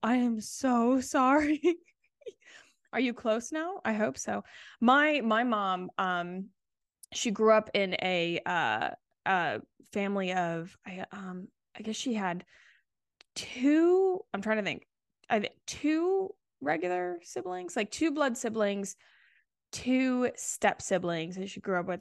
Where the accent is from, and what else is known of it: Charleston, South Carolina, United States; born or raised there